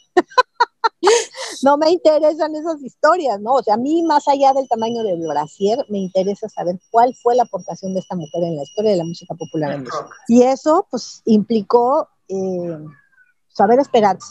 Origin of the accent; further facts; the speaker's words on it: Mexico; estaba yo como mexicana y además representando no nada más a México